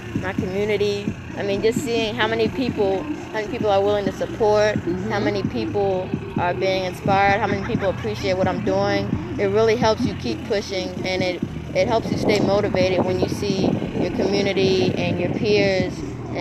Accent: Maryland, United States; I grew up in Maryland

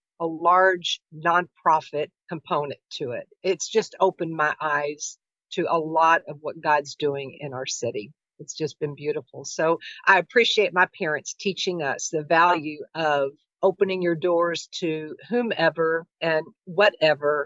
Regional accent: Louisville, Kentucky, United States; I grew up here in Louisville. This is my home

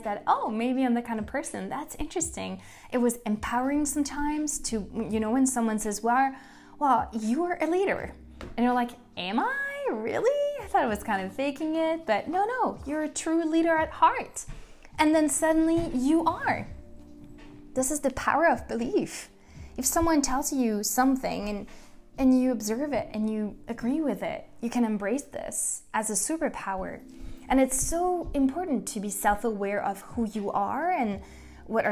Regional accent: Paris, Île-de-France, France; moved away as an adult; now in United States; I was born and raised in Paris, and I moved in 2012 to the US

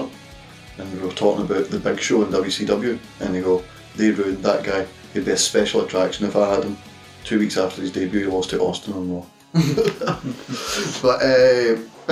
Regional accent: Scotland, United Kingdom; we're from Scotland

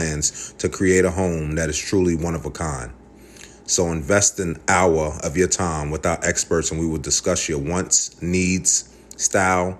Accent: New York, United States; I'm from New York

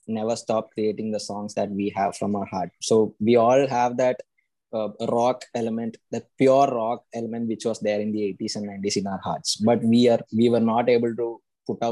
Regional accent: Kerala, India; also born or lived in Bangalore; We are from Kerala and Bangalore

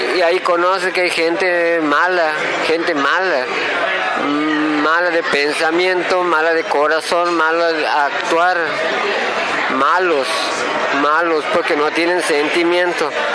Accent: Loreto, Santiago del Estero, Argentina; somos de Loreto, una ciudad situada a 60 kilómetros al sur de la capital de Santiago del Estero

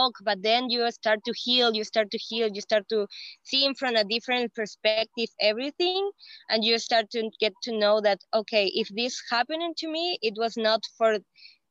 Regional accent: Peru; English is a second language; I am from Peru.

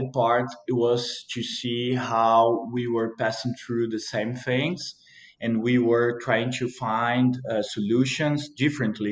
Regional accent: Mantiqueira de Minas, Minas Gerais, Brazil; born or raised there

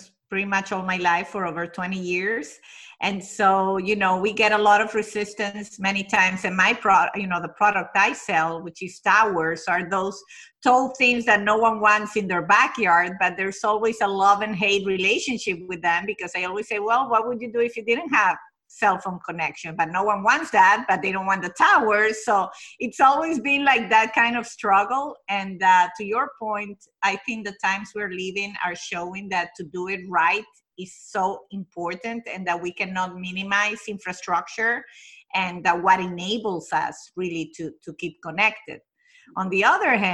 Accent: Venezuela; now in United States; I was born and raised in Venezuela, but my family is Italian

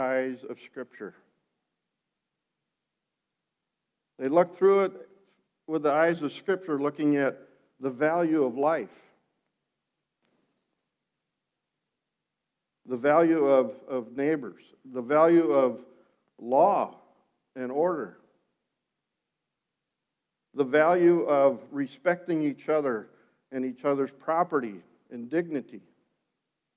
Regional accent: Sioux County, Iowa, United States; white Dutch and growing up in Sioux County

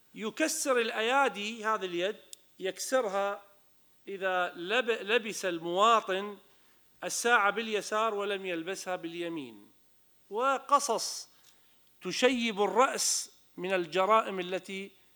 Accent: Iraq; انا كمواطن عراقي

